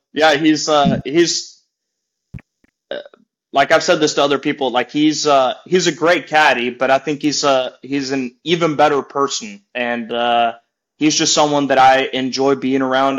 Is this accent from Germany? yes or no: no; Norway; moved away; also born or lived in Oklahoma / Florida; I'm more of a mountain guy growing up in Norway.